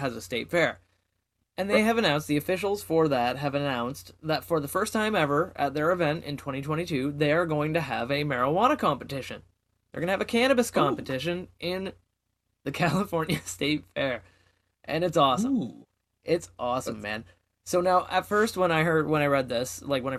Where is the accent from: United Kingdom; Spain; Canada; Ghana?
Canada; I'm Canadian